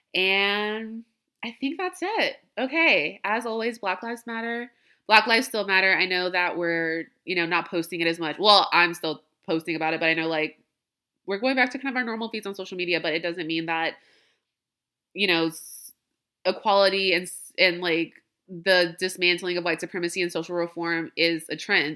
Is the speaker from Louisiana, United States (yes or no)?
yes; Louisiana, United States; I'm from Louisiana.